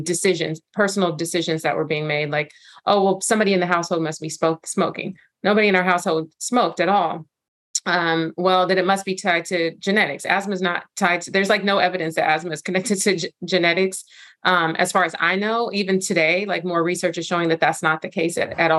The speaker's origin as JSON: {"language": "English", "town": "Los Angeles", "region": "California", "country": "United States", "tie": "born or raised there", "also_born_or_lived": "Inglewood / South Bay", "said": "I was born and raised in South LA, South Central specifically, which got renamed South LA, and grew up in Inglewood and South Central and the South Bay here in Los Angeles."}